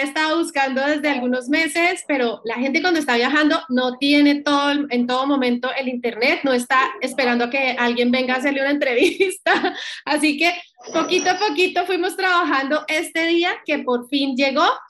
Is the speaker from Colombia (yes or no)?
yes; Cali, Valle del Cauca, Colombia; moved away; estamos desde mi bella Cali